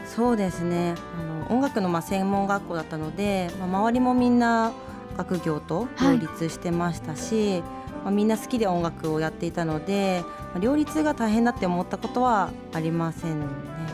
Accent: Utsunomiya, Tochigi, Japan; 宇都宮市立石井小学校というところに私は通っていた

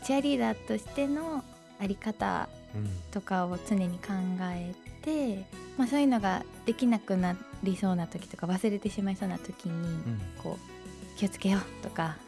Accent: Kanagawa, Japan; also born or lived in Utsunomiya; 私は、えっと、神奈川県出身で、はい、今も向こうで生活はしています

